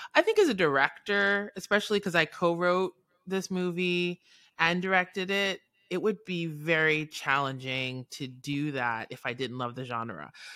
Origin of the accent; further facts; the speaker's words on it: New York City, New York, United States; moved away as an adult; now in New Orleans, United States; I'm born and raised in New York City